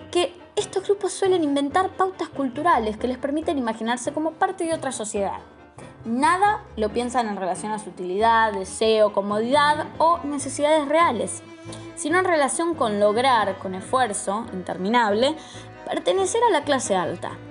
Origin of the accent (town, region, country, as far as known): Argentina